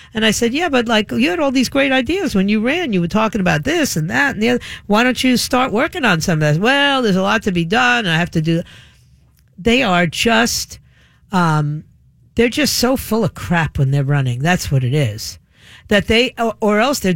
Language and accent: English; New York, United States; moved away; I was a kid growing up in New York.